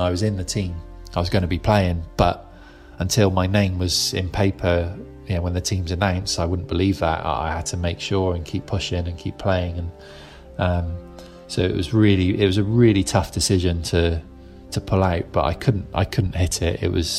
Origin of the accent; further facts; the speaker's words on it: United Kingdom; being British